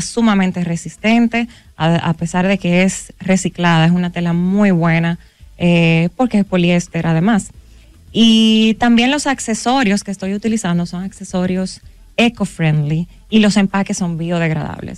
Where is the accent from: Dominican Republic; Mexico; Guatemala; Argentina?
Dominican Republic; como buen dominicano